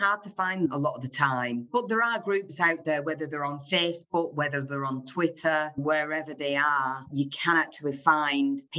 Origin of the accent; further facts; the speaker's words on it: the north of England, United Kingdom; accent: northern; I'm a northern person